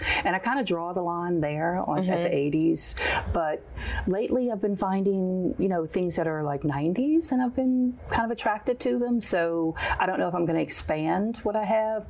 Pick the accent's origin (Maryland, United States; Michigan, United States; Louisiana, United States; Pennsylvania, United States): Louisiana, United States; New Orleans; growing up in New Orleans